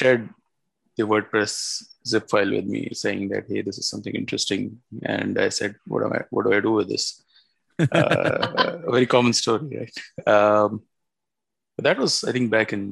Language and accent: English; Mumbai, Maharashtra, India; moved away as an adult; now in Pune, India; And I was born in Pune, but I've lived all my life, my school, college, everything is in Mumbai.